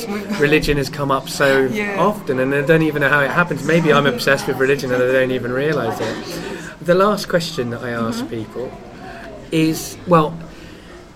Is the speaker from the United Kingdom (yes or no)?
yes; England, United Kingdom; I'm English